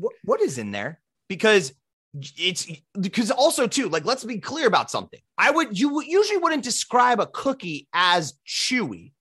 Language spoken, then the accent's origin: English; Midwest, United States; we're from the Midwest